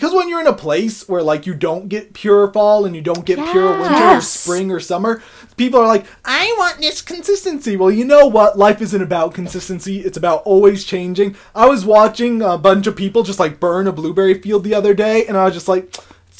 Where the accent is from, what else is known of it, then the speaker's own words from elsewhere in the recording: Blue Hill, Maine, United States; I was born in Blue Hill.